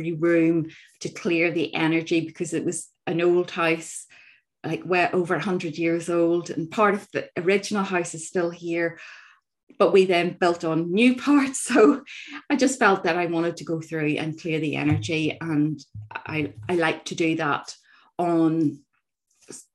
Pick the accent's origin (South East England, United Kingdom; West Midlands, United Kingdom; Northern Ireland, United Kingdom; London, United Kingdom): Northern Ireland, United Kingdom; growing up in Northern Ireland, our north coast